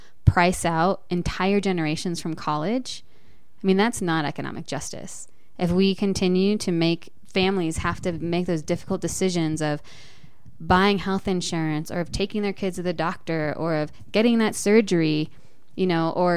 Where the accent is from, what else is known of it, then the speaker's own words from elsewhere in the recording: Boulder, Colorado, United States; also born or lived in Denver, Colorado / Adams County, Colorado; I was born in Boulder